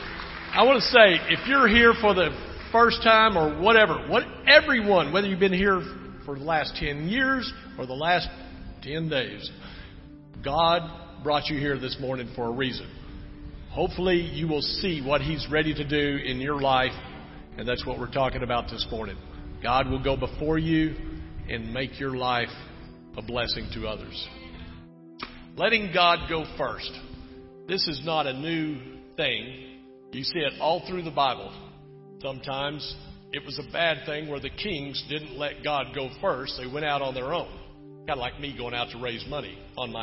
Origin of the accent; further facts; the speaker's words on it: Texas, United States; moved away; I'm from Texas